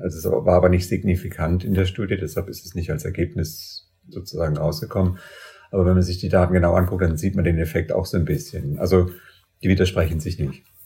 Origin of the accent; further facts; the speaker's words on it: Germany; bei uns in Deutschland